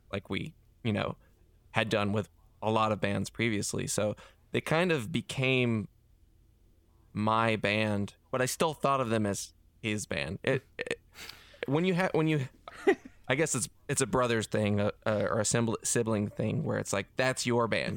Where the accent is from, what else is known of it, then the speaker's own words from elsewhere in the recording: Hickory, North Carolina, United States; also born or lived in Charlotte, North Carolina / Davidson, North Carolina; Hickory is where I spent my formative years in my high school death metal band